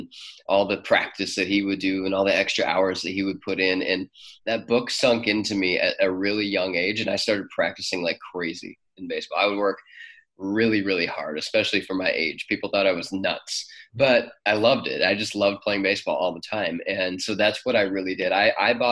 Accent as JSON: {"language": "English", "town": "Cleveland", "region": "Ohio", "country": "United States", "tie": "born or raised there", "also_born_or_lived": "Mansfield, Ohio", "said": "we moved up to Cleveland when I was 6 or 7 years old. So most of my childhood was spent in Cleveland"}